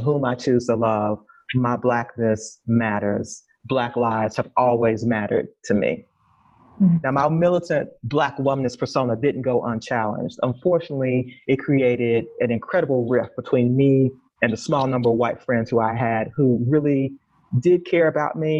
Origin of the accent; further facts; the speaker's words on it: Austin, Texas, United States; I was bused from East Austin to a middle school in Northwest Austin